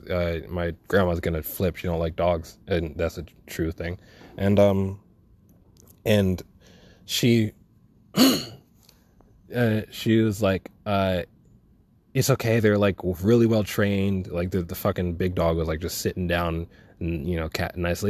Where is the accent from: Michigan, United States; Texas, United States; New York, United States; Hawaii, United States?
New York, United States; New York City; I'm from Brooklyn